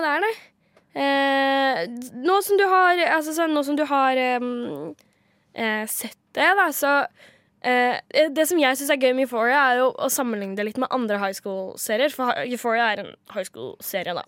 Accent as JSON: {"language": "Norwegian", "town": "Kragerø", "region": "Vestfold og Telemark", "country": "Norway", "moved": "yes", "said": "jeg er jo fra Kragerø"}